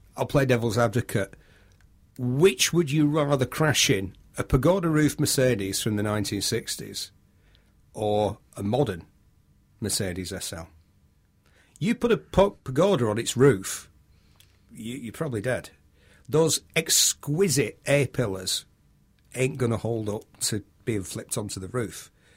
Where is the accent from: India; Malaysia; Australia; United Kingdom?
United Kingdom; I'm British